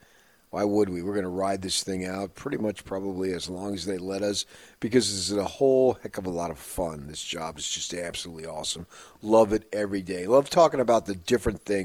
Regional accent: New Jersey, United States; now in Utah, United States; as a kid growing up in New Jersey

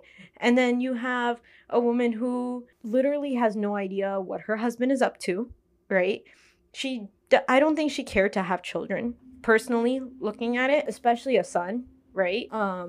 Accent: India; as an Indian watching the movie, I felt like this movie should be shown.

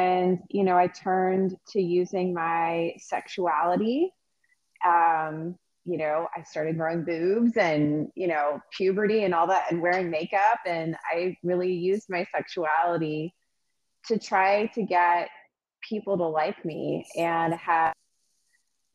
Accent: Fort Worth, Texas, United States; I grew up in Fort Worth, Texas. That's where I'm originally from.

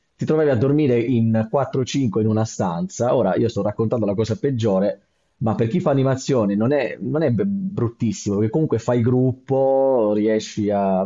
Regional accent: Bari, Apulia, Italy; sono originario di Bari

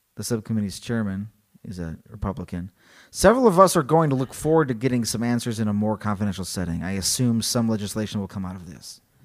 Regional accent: Illinois, United States; I'm from Illinois, so I wanna say Elgin

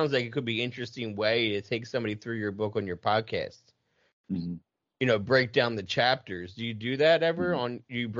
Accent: Philadelphia, Pennsylvania, United States; I grew up outside of Philly, so it wasn't like Arizona

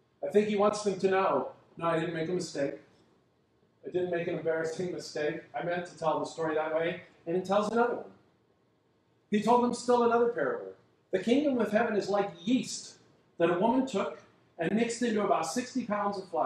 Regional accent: United States; our culture as American Christians

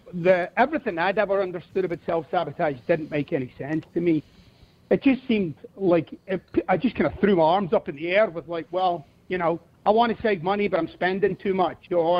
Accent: Glasgow, Scotland, United Kingdom; Yeah, I'm from Glasgow. I never liked Ayrshire. The people are weird.

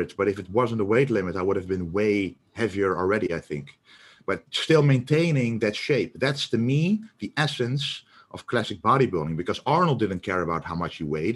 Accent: Netherlands; we're both from the Netherlands

